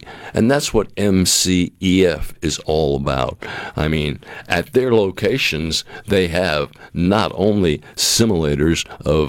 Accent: New England, United States; moved away; growing up in New England

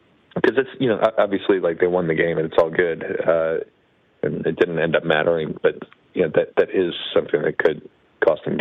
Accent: Wisconsin, United States; moved away; I grew up in Wisconsin, and yeah, I was like a Packers fan growing up

